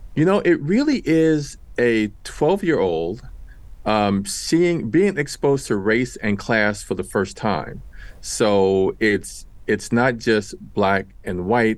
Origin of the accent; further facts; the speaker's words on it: New York City, New York, United States; I grew up in Washington Heights in New York City.